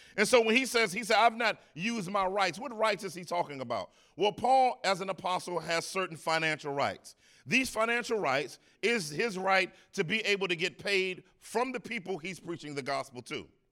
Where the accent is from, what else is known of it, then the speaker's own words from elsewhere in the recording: Northeast, United States; I'm from the Northeast, I'm a Northeast dude